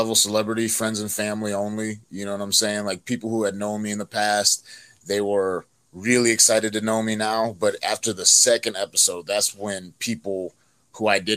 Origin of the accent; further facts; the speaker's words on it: North Carolina, United States; I'm from North Carolina.